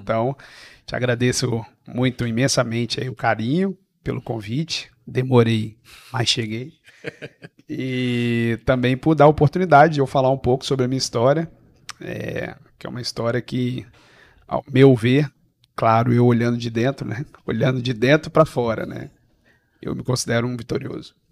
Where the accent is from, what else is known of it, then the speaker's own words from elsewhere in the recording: Serra, Espírito Santo, Brazil; Eu sou da Serra, vim de um bairro. É, o pessoal, quando escuta, fica bravo, mas é um bairro de periferia chamado Eldorado.